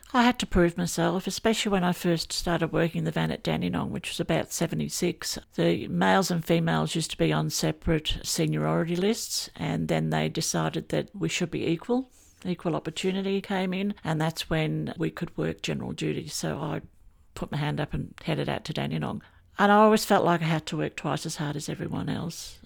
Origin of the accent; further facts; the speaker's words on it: England, United Kingdom; now in Australia; I grew up in England, and I loved the bobbies, and I wanted to be a bobby one day. And then my family came over to Australia